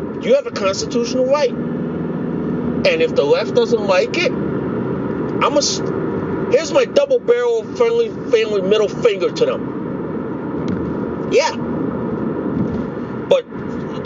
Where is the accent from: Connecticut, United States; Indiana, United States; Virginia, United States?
Connecticut, United States; I'm from Connecticut.